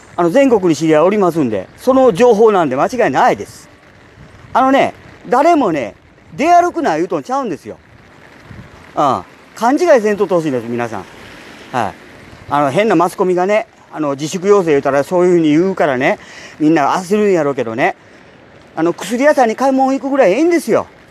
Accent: Japan; 我々ね純粋な日本人

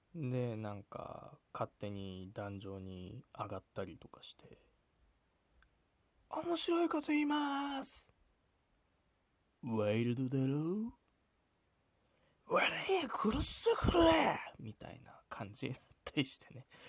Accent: Sapporo, Hokkaido, Japan; 僕はテイネクってところ出身

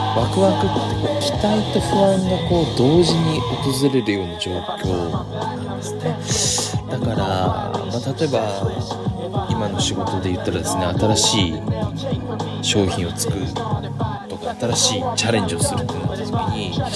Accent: Satsuma Peninsula, Kagoshima, Japan; moved away as an adult; now in Ōsumi Peninsula, Japan; 薩摩半島で生まれ育った人間

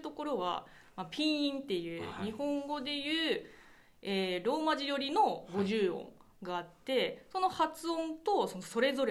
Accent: Zhejiang, China; first language Chinese; Japanese is a second language; moved away; 中国の浙江省っていうまあ上海のちょっと南

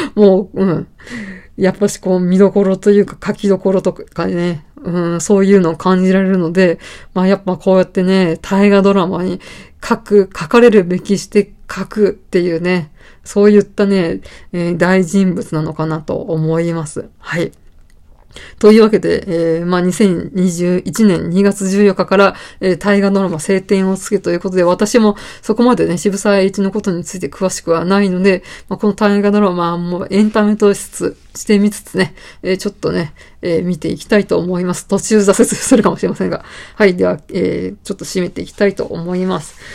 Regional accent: Saitama, Japan; born or raised there

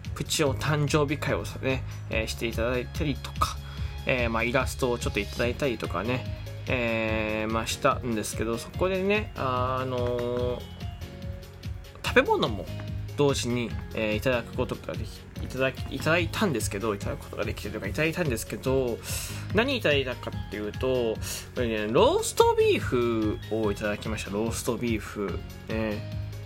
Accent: Fukuoka, Japan; 僕福岡の人間なんですけど

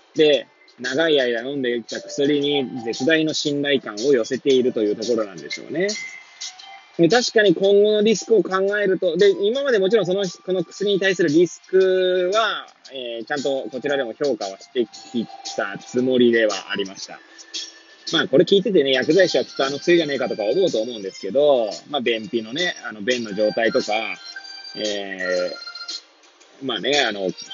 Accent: Hachiōji, Tokyo, Japan; moved away as an adult; now in Kamaishi, Japan; 八王子生まれ八王子育ち震災の前の年から釜石で働くポンコツ

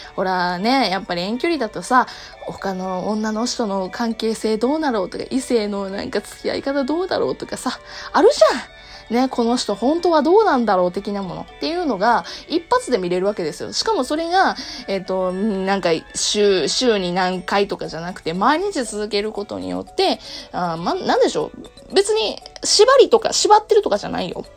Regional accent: Kansai, Japan; accent: Kansai-ben; 私、関西弁などもあって

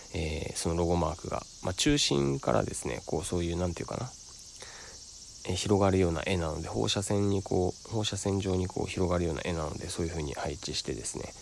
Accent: Sado, Niigata, Japan; moved away; 僕の故郷の佐渡島からお送りしております

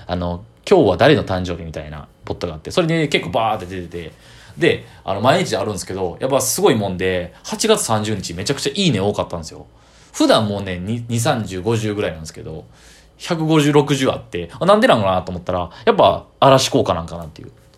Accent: Kyoto, Japan; 中学の地元の京都の、えー、友達

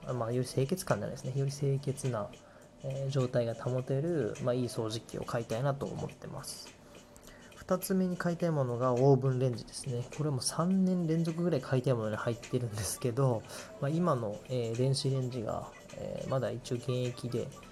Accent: Takamatsu, Kagawa, Japan; born or raised there; moved away

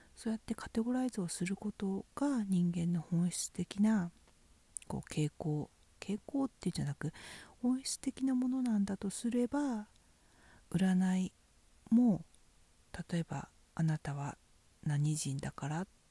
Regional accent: Fukushima, Japan; 私は福島県出身ですけど

